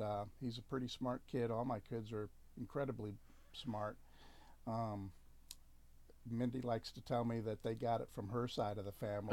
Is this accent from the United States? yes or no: yes; Spring Hill, Louisiana, United States; moved away; little town of 4,000 people in Spring Hill, Louisiana. It's about an hour north of Shreveport.